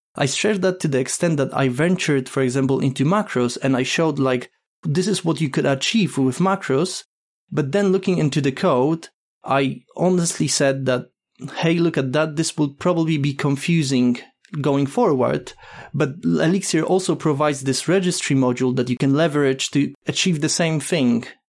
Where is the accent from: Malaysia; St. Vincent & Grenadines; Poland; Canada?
Poland; now in United Kingdom; currently living in UK, but originally I'm from Poland